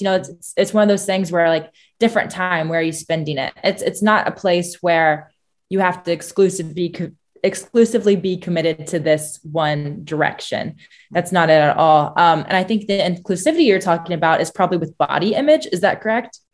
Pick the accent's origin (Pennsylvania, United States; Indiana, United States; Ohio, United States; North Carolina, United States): Indiana, United States; growing up in Indiana